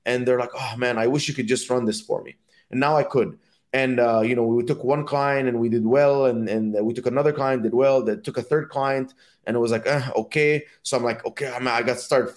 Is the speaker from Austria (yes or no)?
no; Dubai, United Arab Emirates; also born or lived in Egypt; now in United States; my parents are from Egypt, and I grew up in Dubai.